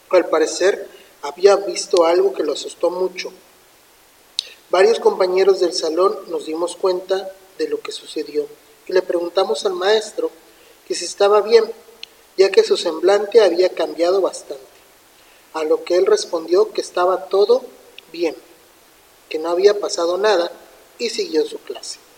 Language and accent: Spanish; Zapopan, Jalisco, Mexico; Hace aproximadamente 11 años, cuando yo estudiaba la secundaria, yo soy de Zapopan, Jalisco.